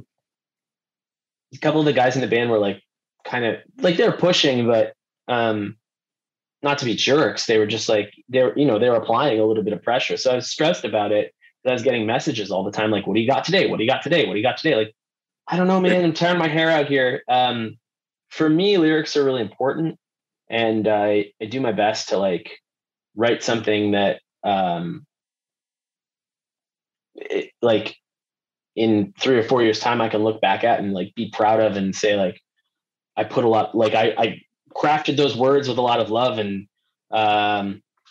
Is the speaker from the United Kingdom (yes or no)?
no; Wabush, Newfoundland and Labrador, Canada; moved away as an adult; also born or lived in St. John's, Newfoundland; I was born in St. John's and then my parents moved to Labrador. So yeah, I grew up just like pretty much in a tree.